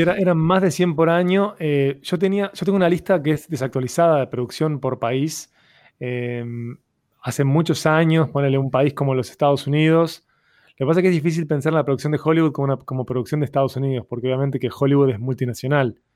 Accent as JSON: {"language": "Spanish", "country": "Uruguay", "said": "mi identidad como latinoamericano, como uruguayo"}